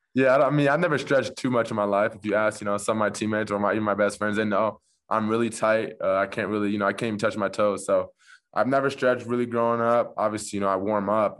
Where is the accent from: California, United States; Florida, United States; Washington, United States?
California, United States; Orange County; I'm from Orange County originally, so, you know, about fifteen, twenty minutes away from Newport